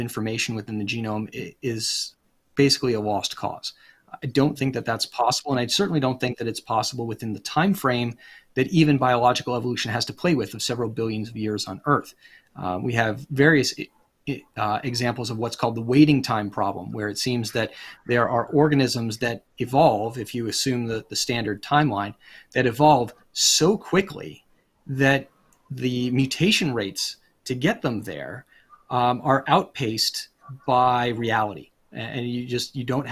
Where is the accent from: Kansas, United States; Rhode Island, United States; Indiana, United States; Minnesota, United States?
Rhode Island, United States; also born or lived in Pennsylvania; now in Virginia, United States; I come originally from Rhode Island and I live in Virginia. I've lived in Pennsylvania.